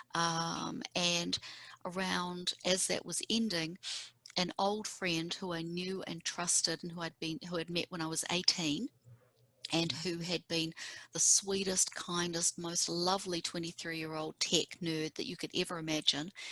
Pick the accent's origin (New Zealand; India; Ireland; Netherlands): New Zealand; Auckland; moved away as an adult; now in Seattle, United States; We grew up on the North Shore together